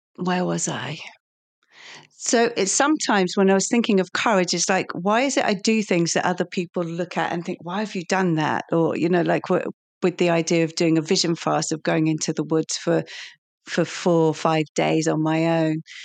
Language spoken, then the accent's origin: English; Lincolnshire, East Midlands, United Kingdom; I'm from Lincolnshire